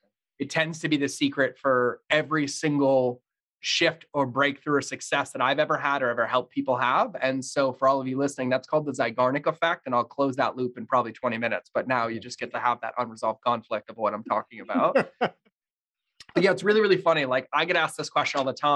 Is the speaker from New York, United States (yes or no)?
no; Massachusetts, United States; I grew up in Massachusetts, pretty fucking horrendous childhood